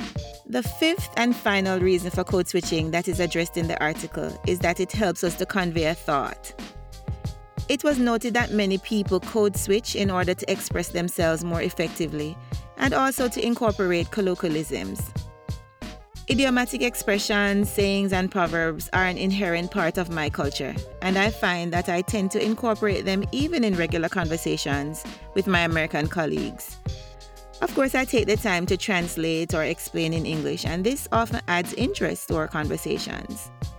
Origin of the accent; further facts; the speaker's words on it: Jamaica; As children growing up in Jamaica, we would communicate in what we call gypsy.